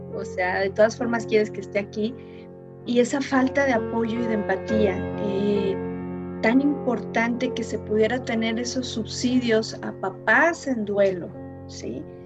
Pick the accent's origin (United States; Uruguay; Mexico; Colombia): Mexico